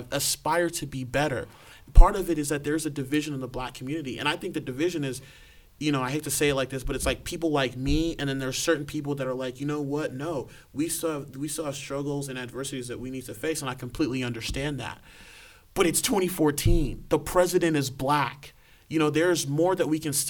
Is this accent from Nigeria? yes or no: yes; Nigeria; me being Nigerian